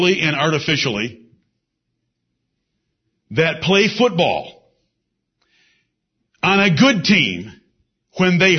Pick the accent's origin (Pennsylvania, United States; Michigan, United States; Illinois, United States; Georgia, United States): Michigan, United States; Ann Arbor; moved away; also born or lived in Singapore; I'm from Ann Arbor, Michigan